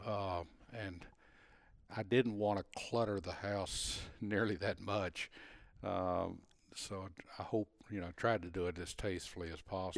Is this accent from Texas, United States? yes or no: yes; Texas, United States; being a Texan even, even that many years ago